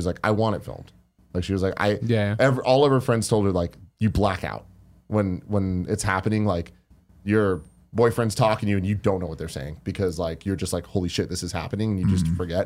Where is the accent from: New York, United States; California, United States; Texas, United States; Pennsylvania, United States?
California, United States; San Francisco; we're from San Francisco.